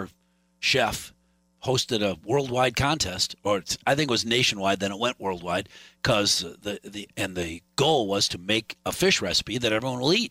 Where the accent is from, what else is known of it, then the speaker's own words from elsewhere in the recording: Michigan, United States; I grew up in Michigan and spent a good deal of time in the Upper Peninsula